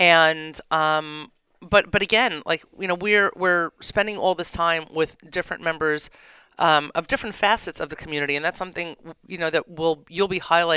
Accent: New York, United States; as a New Yorker

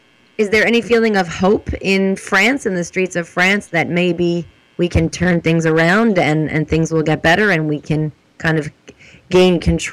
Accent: United States; I'm kind of confused as an American

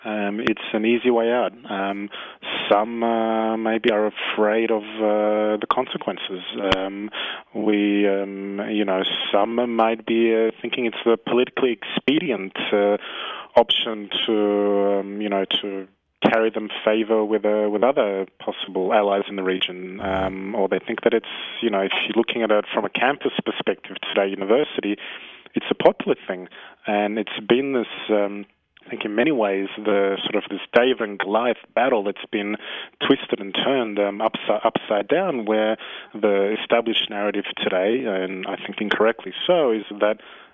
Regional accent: Australia; now in Israel; as an Australian who moved to Israel.

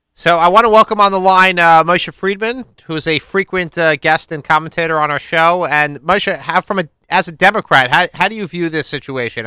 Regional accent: Five Towns, Long Island, New York, United States; the Long Island Five Towns, uh, my hometown

